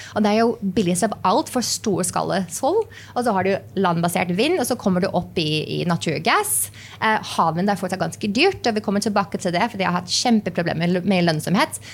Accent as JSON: {"language": "Norwegian", "region": "New Mexico", "country": "United States", "tie": "born or raised there", "also_born_or_lived": "New York", "second_language": "Norwegian", "moved": "as an adult", "lives_now": "Norway"}